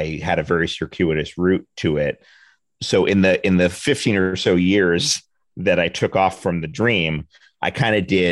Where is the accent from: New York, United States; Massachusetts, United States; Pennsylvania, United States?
New York, United States; New York City; now in Los Angeles, United States; I grew up in Manhattan. I grew up in the West 40s of Manhattan, which is the theater district